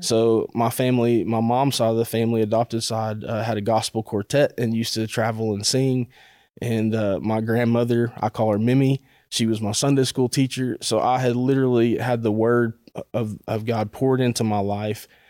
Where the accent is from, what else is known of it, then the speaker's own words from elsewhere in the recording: Chattanooga, Tennessee, United States; I grew up in the Tennessee, Chattanooga area